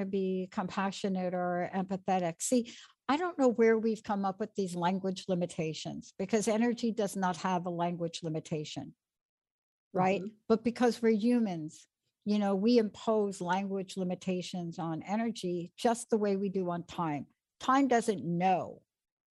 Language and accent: English; New York, United States; I'm from New York